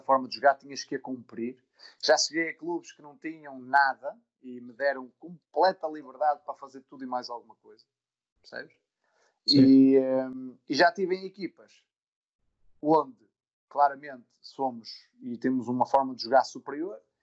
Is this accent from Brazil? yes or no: no; Amares, Norte, Portugal; also born or lived in Vila Real; eu sou de Amares, portanto, uma vila no centro do Minho